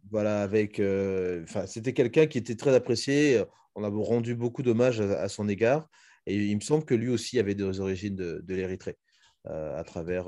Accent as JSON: {"language": "French", "country": "Republic of the Congo"}